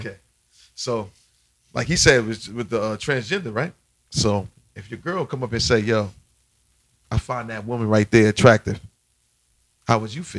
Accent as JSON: {"language": "English", "region": "New York", "country": "United States", "said": "I say son because I'm from New York."}